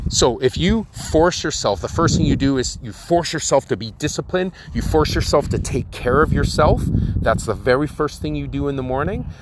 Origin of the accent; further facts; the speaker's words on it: Victoria, British Columbia, Canada; growing up in Victoria.